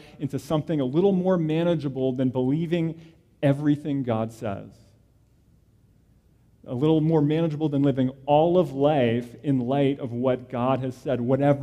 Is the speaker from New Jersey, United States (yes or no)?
yes; New Jersey, United States; I grew up in New Jersey